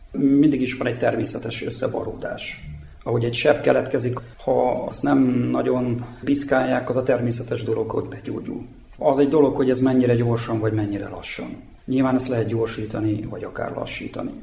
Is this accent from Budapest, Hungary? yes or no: no; a village near Kecskemét, Bács-Kiskun, Hungary; moved away as an adult; also born or lived in Szeged, Hungary; now in Horgos, Serbia; Én Szegeden születtem, három generációs szegedi vagyok, de a gyerekkoromat egy Kecskemét melletti faluba töltöttem.